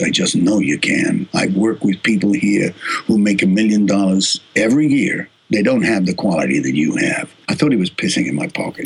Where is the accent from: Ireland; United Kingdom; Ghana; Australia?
Australia; accent: Australian; moved away as an adult; also born or lived in United States; my Australian accent